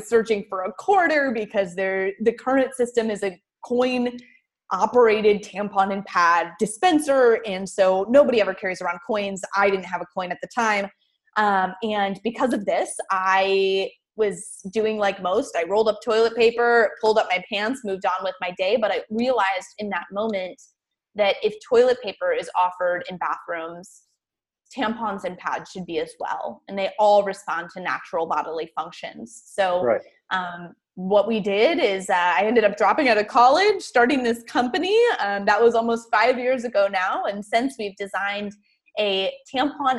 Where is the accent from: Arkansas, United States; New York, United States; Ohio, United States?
Ohio, United States; I'm a girl from Ohio.